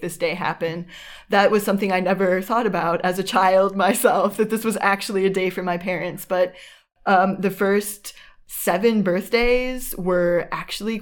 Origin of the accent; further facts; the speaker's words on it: a Midwest suburb of Chicago, Illinois, United States; moved away as an adult; now in Berlin, Germany; I'm from a Midwest suburb of Chicago